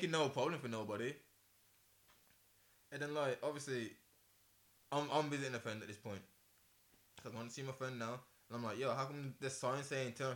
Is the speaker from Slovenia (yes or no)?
no; England, United Kingdom; I'm from England